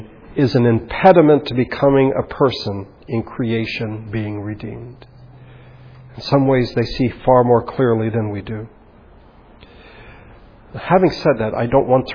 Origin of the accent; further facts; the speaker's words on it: United States; being American